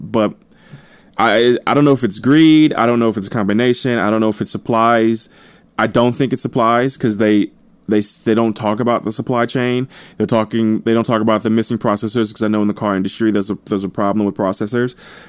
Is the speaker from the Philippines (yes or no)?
no; New Jersey, United States; also born or lived in St. Louis, Missouri; Obviously, I'm not looking forward to the winter, but I kind of am, because I'm from New Jersey and St. Louis, so I'm accustomed to winters.